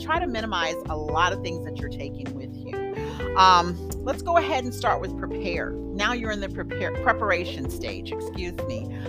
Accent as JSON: {"language": "English", "country": "United States", "also_born_or_lived": "Germany", "moved": "yes", "said": "I'm from the States"}